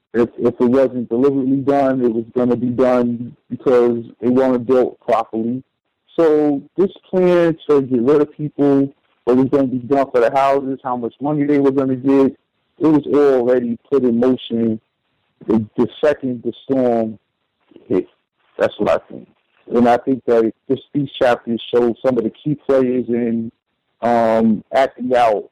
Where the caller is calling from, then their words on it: New York, United States; from New York.